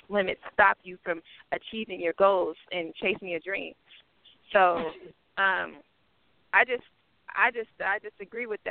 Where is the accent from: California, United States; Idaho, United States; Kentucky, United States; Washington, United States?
California, United States; Oakland; I grew up in East Oakland. So I'm Oakland, California.